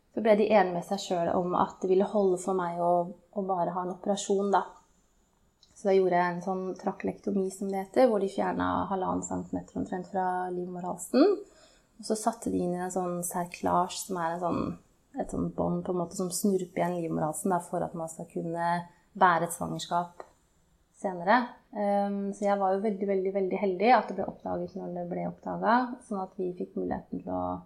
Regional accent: Hamar, Innlandet, Norway; moved away as an adult; also born or lived in Oslo / Trondheim; var jeg hjemme på Hamar

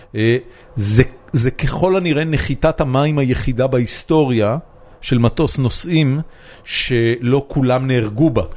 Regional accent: Israel; אני ישראלי שבא לייצג את ישראל על במה

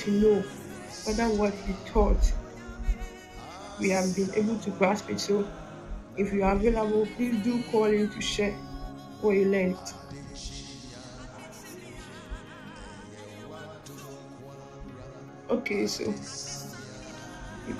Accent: Ghana; I'm from Ghana

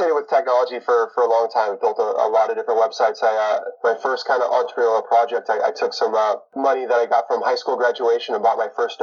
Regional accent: Bitterroot Valley, Western Montana, United States; moved away as an adult; now in Seattle, United States; I was born and raised in Western Montana

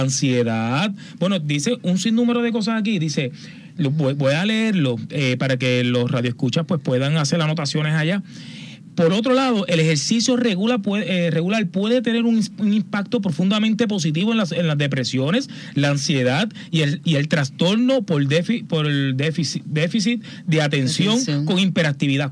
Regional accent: Aguas Buenas, Puerto Rico; en mi pueblo, en Aguas Buenas

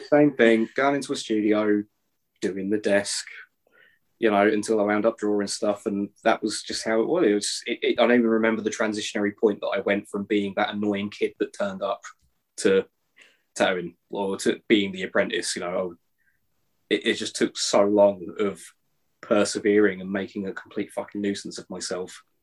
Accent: Chatham, South East England, United Kingdom; now in Scotland, United Kingdom; I was born in Chatham

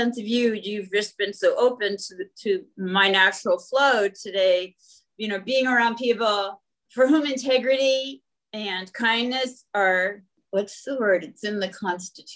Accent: Manitoba, Canada; moved away; growing up in Manitoba

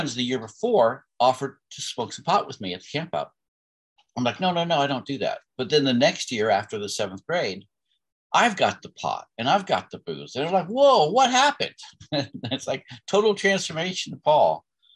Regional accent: Bethlehem, Pennsylvania, United States; I was born in 1963 in Bethlehem, Pennsylvania, to two wonderful people that raised six children

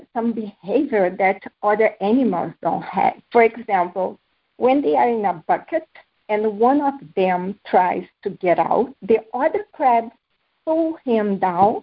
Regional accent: Brazil; moved away; also born or lived in Bahrain / Spain; growing up in Brazil taught me how to combine hard work

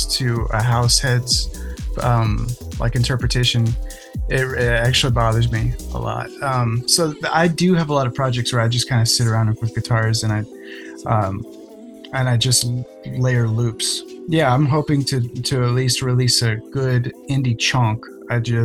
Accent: Austin, Texas, United States; Born and raised in Austin

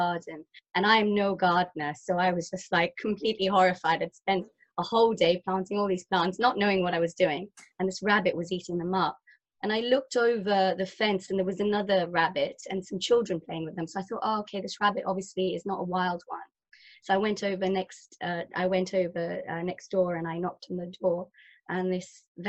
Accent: Kenya; moved away as an adult; also born or lived in Guildford, Surrey, United Kingdom; now in United Kingdom; I'm third generation Kenyan, so my grandparents moved from India to Kenya. And my parents were born in Kenya, and then my sister and I were born in Kenya as well

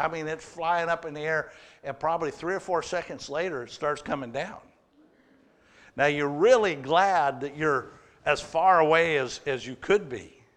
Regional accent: Waterloo, Oregon, United States; as a little kid growing up in Waterloo, Oregon

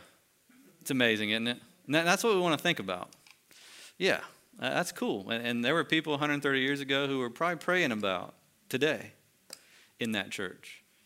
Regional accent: United States; as American Christians

